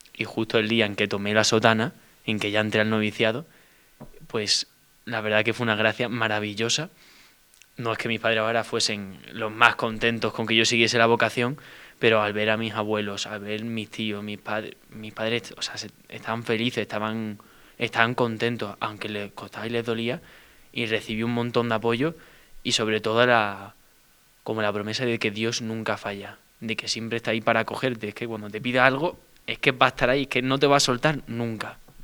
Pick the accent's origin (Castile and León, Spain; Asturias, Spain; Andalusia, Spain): Andalusia, Spain; Seville; yo soy de Sevilla, tengo 20 años